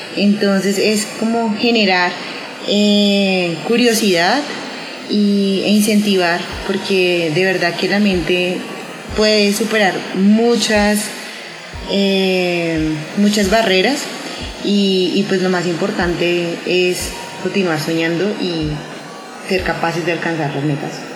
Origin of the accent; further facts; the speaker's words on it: Colombia; los colombianos